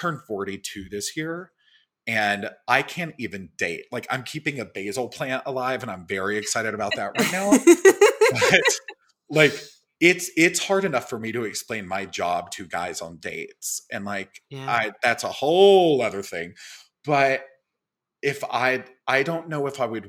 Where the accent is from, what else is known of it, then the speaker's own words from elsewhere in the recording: Little Rock, Arkansas, United States; moved away as an adult; also born or lived in Mississippi / Bald Knob, Arkansas; now in New York, United States; I grew up in Little Rock and my family is actually from a very, very small town called Bald Knob.